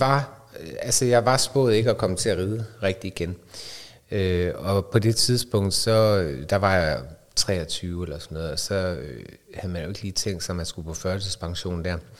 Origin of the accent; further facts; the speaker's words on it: North Jutland, North Denmark Region, Denmark; moved away; also born or lived in Aarhus; jeg kommer fra Bundeland op i Nordjylland og boede på studeri